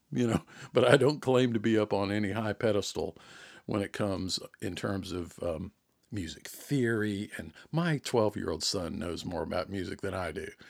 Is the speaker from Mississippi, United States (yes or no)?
no; Jonesboro, Georgia, United States; accent: Southern; now in South Georgia, United States; growing up around the Atlanta area, Jonesboro in particular